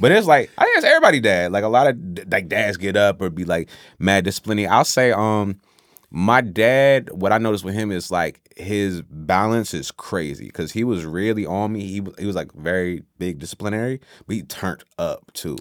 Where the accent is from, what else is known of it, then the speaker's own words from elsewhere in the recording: Newport News, Virginia, United States; also born or lived in Washington, D.C. / Oxford, North Carolina / Saint Thomas; now in Petersburg, Virginia, United States; I'm from Newport News, Virginia